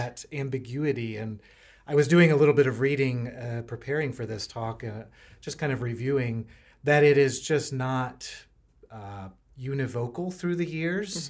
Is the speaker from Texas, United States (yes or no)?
no; North Carolina, United States; moved away as an adult; now in Richmond, United States; I am a North Carolinian, uh, so I'm a little bit in, still in, in, uh, different territory here in Virginia. I grew up in North